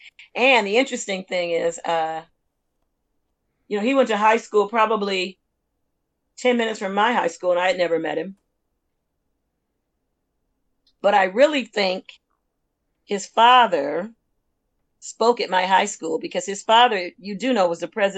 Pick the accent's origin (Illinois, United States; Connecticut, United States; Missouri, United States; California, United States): California, United States; Los Angeles; also born or lived in Alabama; I grew up in L.A., but Compton Unified